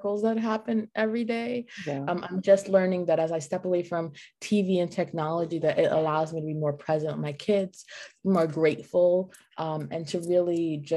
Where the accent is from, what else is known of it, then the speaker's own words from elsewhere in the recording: New York City, New York, United States; moved away as an adult; now in South Florida, United States; I'm originally from New York City, born and raised, lived my whole life